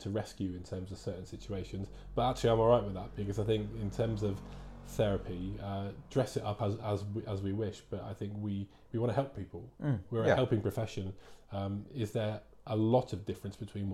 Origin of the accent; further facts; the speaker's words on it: Plymouth, South West England, United Kingdom; now in Wellington; I come from Plymouth down in Devon.